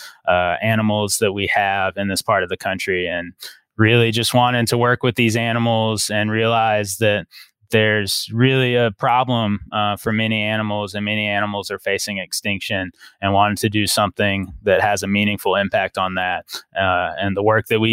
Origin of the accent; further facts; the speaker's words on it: South Georgia, United States; I grew up in South Georgia